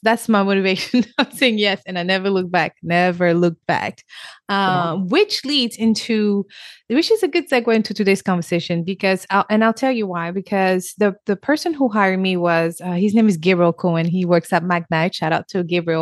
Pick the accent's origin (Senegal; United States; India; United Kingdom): Senegal; English is a second language; moved away; I'm also born and raised in Africa, Senegal, West Africa